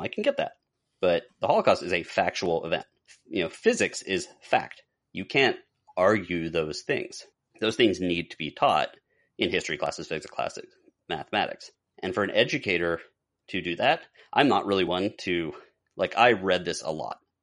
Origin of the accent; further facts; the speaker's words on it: Pittsburgh, Pennsylvania, United States; when I grew up in Pittsburgh